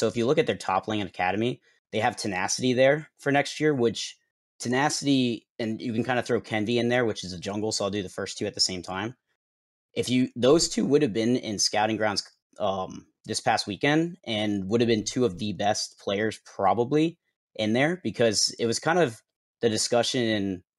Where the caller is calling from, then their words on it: Jensen Beach, Florida, United States; I am calling from Jensen Beach, Florida.